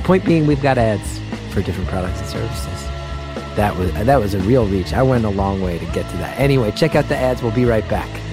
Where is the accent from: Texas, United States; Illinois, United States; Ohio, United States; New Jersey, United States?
New Jersey, United States; I grew up in the Northeast